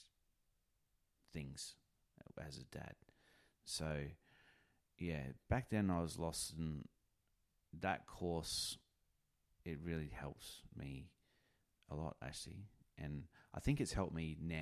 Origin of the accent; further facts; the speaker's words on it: North Queensland, Australia; moved away as an adult; also born or lived in New Zealand; now in Pilbara, Australia; I'm a Kiwi, raised in North Queensland, where I met her, and then have spent majority of my adult life in Western Australia, the Pilbara